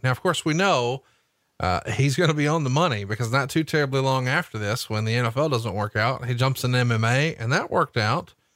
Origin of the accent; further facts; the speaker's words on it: Huntsville, Alabama, United States; here in my hometown of Huntsville, Alabama